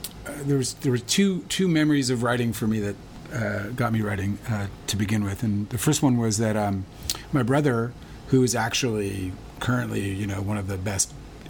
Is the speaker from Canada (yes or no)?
yes; Winnipeg, Manitoba, Canada; I grew up in Winnipeg, Canada.